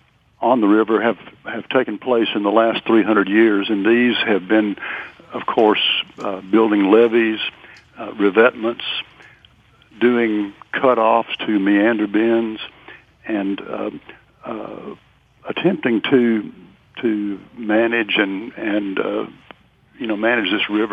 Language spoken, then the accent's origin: English; Memphis, Tennessee, United States; It is true in Natchez as well as New Orleans, and I grew up near Memphis, Tennessee, and it's the same there.